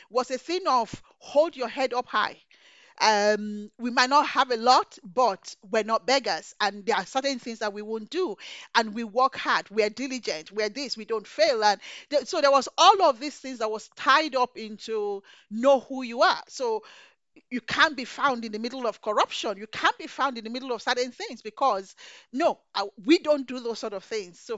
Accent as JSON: {"language": "English", "country": "Nigeria", "tie": "born or raised there", "said": "So growing up in Nigeria, my father didn't let me go queue up to welcome a governor."}